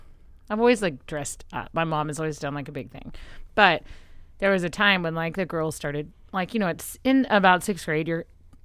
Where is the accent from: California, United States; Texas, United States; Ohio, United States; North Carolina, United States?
Texas, United States; West; I'm from West Texas.